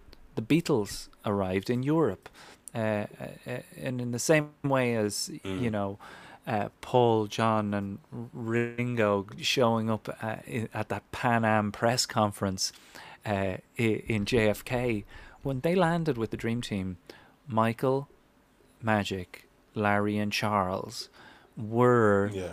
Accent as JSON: {"language": "English", "country": "Ireland", "tie": "born or raised there", "moved": "yes", "said": "as an Irish kid"}